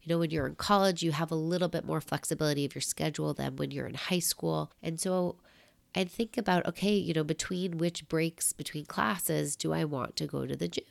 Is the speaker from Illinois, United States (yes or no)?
no; New York, United States; also born or lived in Michigan; being a New Yorker, you're used to walking a lot